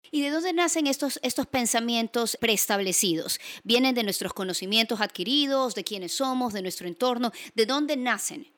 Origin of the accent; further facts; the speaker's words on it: Guayaquil, Guayas, Ecuador; Soy guayaquileña